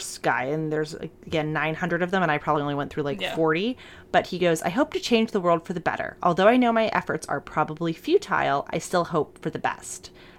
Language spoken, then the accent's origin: English; Michigan, United States; Many of my friends from my hometown in Michigan are burgeoning members of the alt-right.